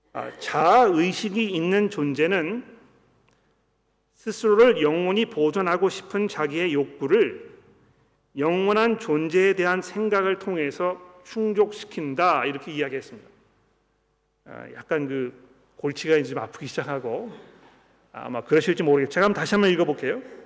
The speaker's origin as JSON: {"language": "Korean", "country": "South Korea"}